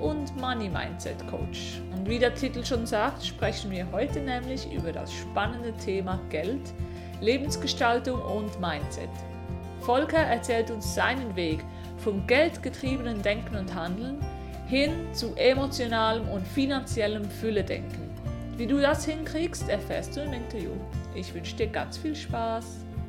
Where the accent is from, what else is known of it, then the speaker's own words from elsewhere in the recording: Switzerland; ich komme aus der Schweiz